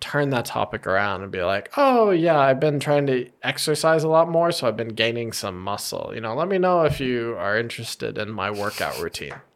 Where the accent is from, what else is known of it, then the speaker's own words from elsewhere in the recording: United States; as an American